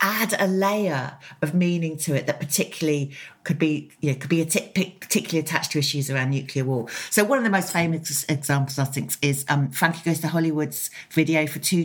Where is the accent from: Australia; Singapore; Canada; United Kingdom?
United Kingdom; Oxford, South East England; I grew up in Oxford, which is just near to Upper Heyford and Greenham Common.